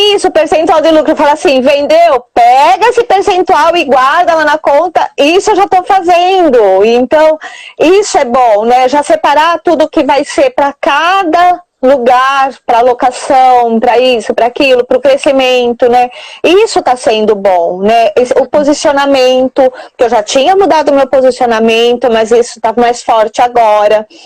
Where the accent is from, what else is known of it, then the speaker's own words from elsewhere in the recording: Santa Bárbara d'Oeste, São Paulo, Brazil; eu sou aqui de Santa Bárbara do Oeste, região de Campinas, São Paulo